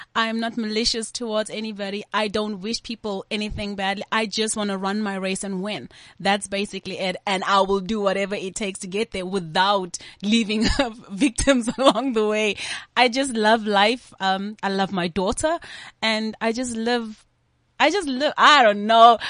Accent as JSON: {"language": "English", "country": "South Africa"}